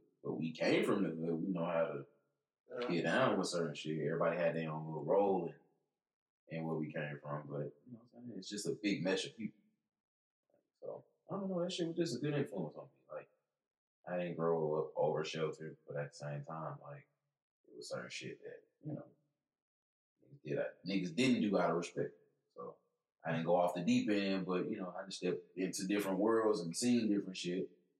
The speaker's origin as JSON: {"language": "English", "town": "Baton Rouge", "region": "Louisiana", "country": "United States", "said": "I'm from Baton Rouge."}